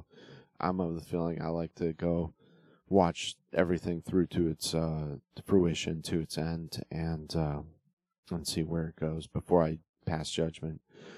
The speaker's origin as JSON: {"language": "English", "region": "Northeast", "country": "United States", "tie": "born or raised there", "said": "I grew up in the Northeast, so I didn't get to see a lot of the Von Erichs."}